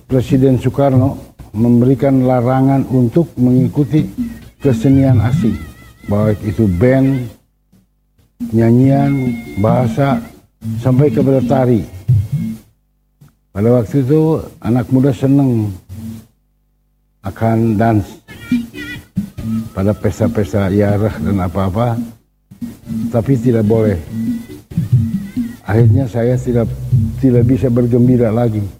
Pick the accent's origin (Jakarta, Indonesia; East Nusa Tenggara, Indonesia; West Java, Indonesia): West Java, Indonesia; Bandung; saya anak Bandung lahir di Bandung besar di Bandung sekolah dari WSD sampai S1 di Bandung lingkungan rumah saya adalah lingkungan seniman